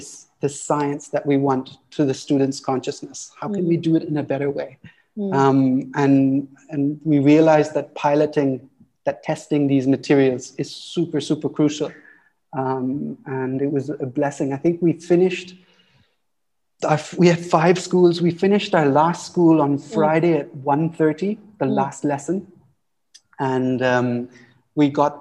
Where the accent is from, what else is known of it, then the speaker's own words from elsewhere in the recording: Auroville, Tamil Nadu, India; life growing up in Oroville is wonderful